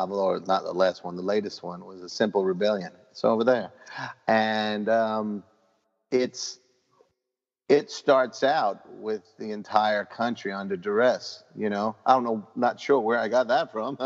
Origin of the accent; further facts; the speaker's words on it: New York City, New York, United States; My neighborhood, I grew up in Parkchester